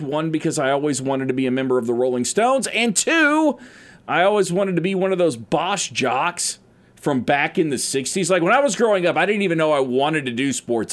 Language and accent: English; Oklahoma, United States; I'm an Oklahoma native